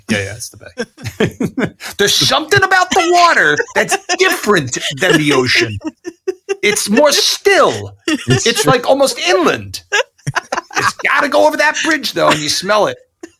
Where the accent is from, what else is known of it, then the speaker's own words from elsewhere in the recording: Fair Lawn, New Jersey, United States; There's also the Nabisco factory I grew up around in Fairlawn.